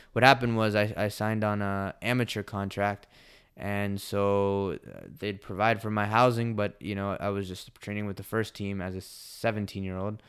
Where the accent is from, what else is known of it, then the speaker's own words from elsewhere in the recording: United States; moved away as an adult; also born or lived in El Salvador; I came from the United States